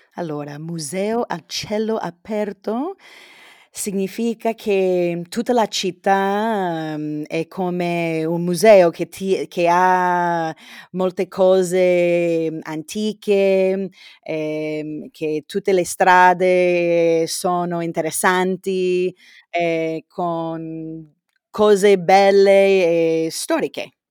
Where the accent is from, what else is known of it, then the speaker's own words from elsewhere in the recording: San Diego, California, United States; Italian is a second language; io sono di San Diego, in California, è una città di più di un milione di abitanti